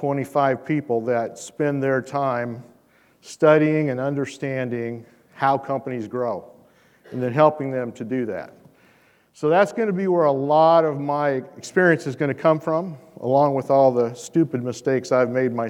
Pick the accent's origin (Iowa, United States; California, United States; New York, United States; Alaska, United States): Iowa, United States; Shelby County; I'm really just a simple Iowa farm boy. I come from Shelby County, Iowa